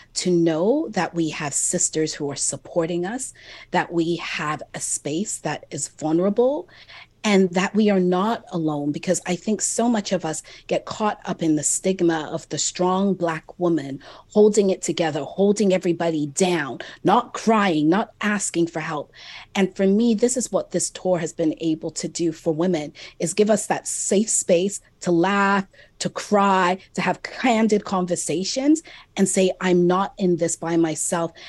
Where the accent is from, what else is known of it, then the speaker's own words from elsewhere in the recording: Jamaica; I'm also Jamaican